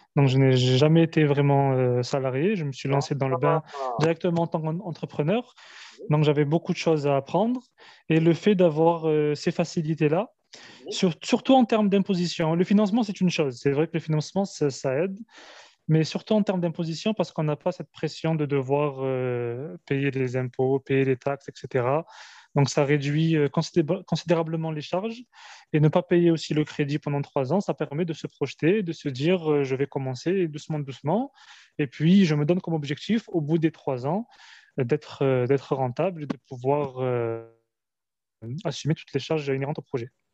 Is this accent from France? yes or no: yes; France; moved away as an adult; now in Algeria; je suis euh, franco-algérien, je suis né en Algérie, je suis venu très tôt en France, où j'ai fait mes, mes études